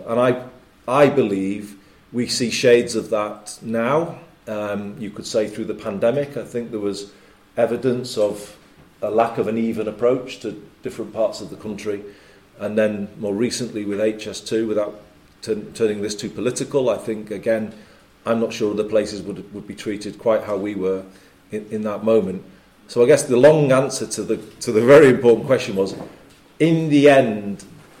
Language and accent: English; Liverpool, North West England, United Kingdom; I was born in Liverpool